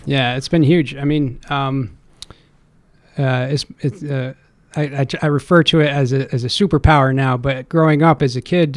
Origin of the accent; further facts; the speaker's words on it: Stamford, Connecticut, United States; also born or lived in Boston, Massachusetts; now in Ansonia, United States; born and raised in Stamford, Connecticut. Um, spent my life there until I was about uh, 20 years old